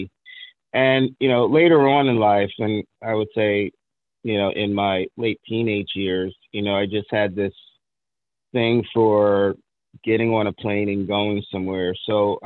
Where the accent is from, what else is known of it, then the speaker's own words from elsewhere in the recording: New York City, New York, United States; also born or lived in Long Island, New York; I was born in Brooklyn, you know, and that's always going to be in my DNA. We moved to Long Island, New York, at the age of 10 or 11.